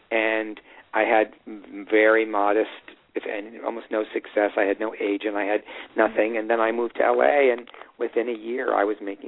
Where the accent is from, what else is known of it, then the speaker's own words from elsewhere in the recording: Evanston, Illinois, United States; Because I grew up in Evanston, they had it at my high school